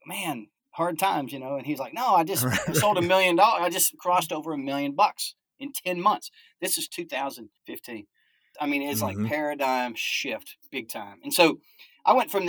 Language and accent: English; Alaska, United States; So I was born in Alaska